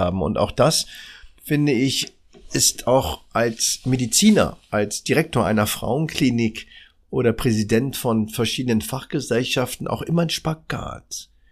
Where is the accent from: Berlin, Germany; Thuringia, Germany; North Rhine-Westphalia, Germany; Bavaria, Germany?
Berlin, Germany; Ich bin in der Charité geboren